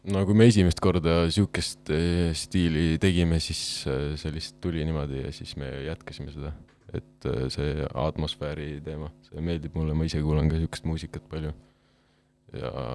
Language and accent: Estonian; Tartu, Tartu County, Estonia; ma olen Vaksalist pärit, ma olen terve elu Vaksalis, no Vaksal on see raudteejaam Tartus, seal piirkonnas